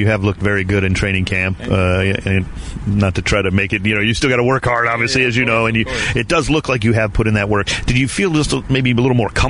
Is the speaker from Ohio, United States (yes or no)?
yes; Cleveland, Ohio, United States; now in Southern California, United States; growing up in Cleveland, Ohio